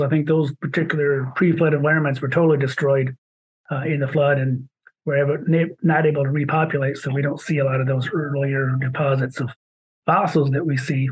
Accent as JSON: {"language": "English", "region": "Michigan", "country": "United States", "accent": "Michigan", "said": "my Michigan accent."}